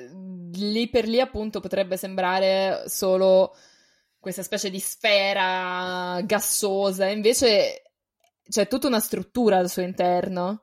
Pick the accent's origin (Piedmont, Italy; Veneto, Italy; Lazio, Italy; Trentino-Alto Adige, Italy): Lazio, Italy; Rome; Io sono cresciuta a Roma